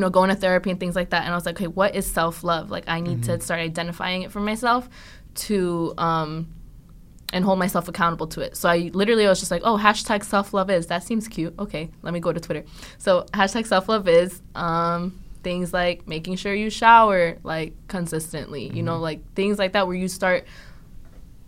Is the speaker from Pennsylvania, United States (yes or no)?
no; Linden, New Jersey, United States; I'm from Linden, New Jersey. I love my city.